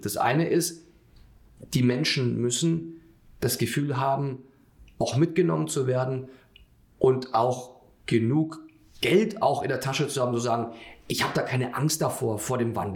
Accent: Bavaria, Germany; wenn ich als Bayer das auch sagen darf

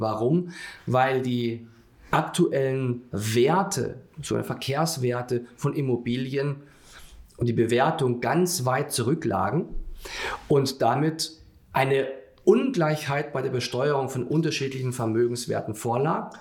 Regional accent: Bavaria, Germany; wenn ich als Bayer das auch sagen darf

